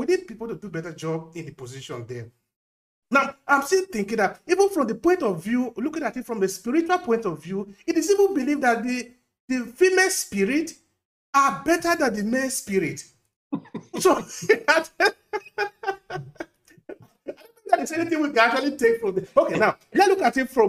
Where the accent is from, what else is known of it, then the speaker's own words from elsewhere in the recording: Uromi, Edo, Nigeria; I'm from Urumi. I'm from Esan.